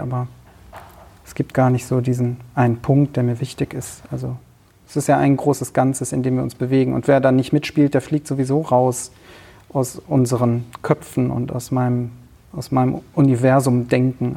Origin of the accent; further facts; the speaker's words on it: Cologne, North Rhine-Westphalia, Germany; Ich bin in äh, Köln, im Kölner Raum aufgewachsen.